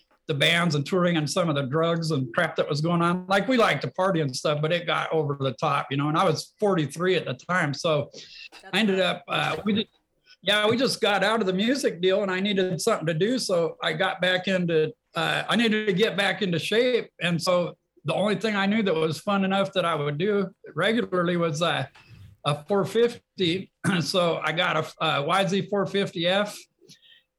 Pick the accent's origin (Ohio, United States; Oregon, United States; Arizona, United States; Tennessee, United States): Arizona, United States; Flagstaff; moved away; also born or lived in Pacific Northwest; And I grew up in Flagstaff, Arizona, and racing dirt bikes.